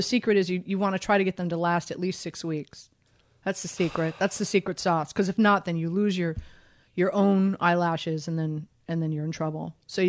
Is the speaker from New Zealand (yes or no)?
no; Miami, Florida, United States; I'm from Miami. My dad played football at the University of Miami. My parents met at the University of Miami. When I was born, we lived on married housing at the University of Miami.